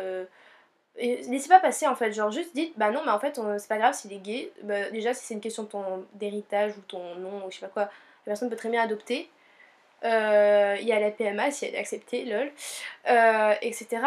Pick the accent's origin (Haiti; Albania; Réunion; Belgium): Réunion; now in Montpellier, France; on est originaire de l'île de la Réunion